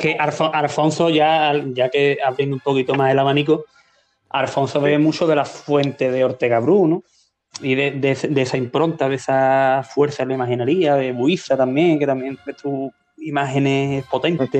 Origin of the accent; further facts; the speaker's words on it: Marqués de la Victoria, Andalusia, Spain; yo me crié en Marqués de la Victoria